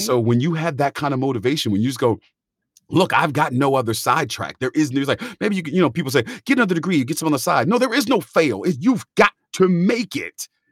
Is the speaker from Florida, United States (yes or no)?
no; California, United States; moved away; I was from California